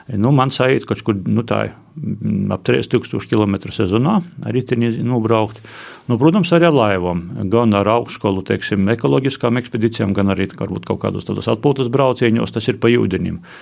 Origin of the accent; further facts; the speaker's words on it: Latgale, Latvia; also born or lived in Riga; latgola ir mana dzimto puse, kur es esmu dzimis, izaugs.